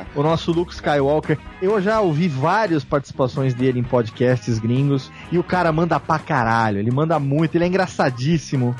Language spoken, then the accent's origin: Portuguese; interior of São Paulo, Brazil; moved away; eu voltei pra minha terra natal aqui no interior de São Paulo, depois de ter ficado vinte anos longe daqui